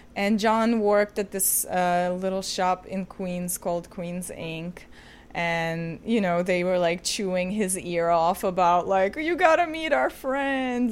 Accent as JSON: {"language": "English", "country": "Ukraine", "moved": "as an adult", "lives_now": "New York, United States", "said": "I'm originally from Ukraine, and I moved to New York when I was eighteen."}